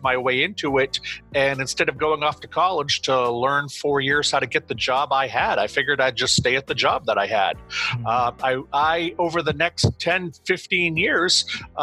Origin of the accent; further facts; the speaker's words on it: Auburn, Maine, United States; I live in Auburn, Maine. It's the second largest population center in Maine after Portland.